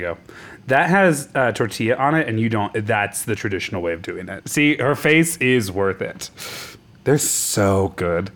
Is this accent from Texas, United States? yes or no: no; Nebraska, United States; moved away; I'm from Nebraska